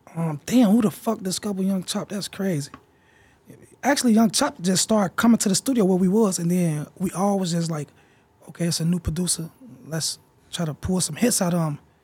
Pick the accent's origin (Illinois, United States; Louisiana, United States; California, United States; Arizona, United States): Illinois, United States; Chicago; I'm from Chicago